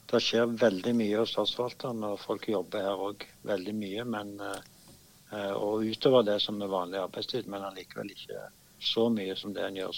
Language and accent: Norwegian; Stavanger, Rogaland, Norway; Det ene at jeg eh, får mulighet til å bo hjemme i Stavanger